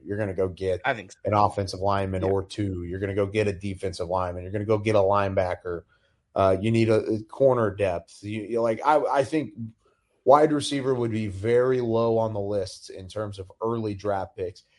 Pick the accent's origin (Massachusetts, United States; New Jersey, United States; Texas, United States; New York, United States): Texas, United States; I grew up in Texas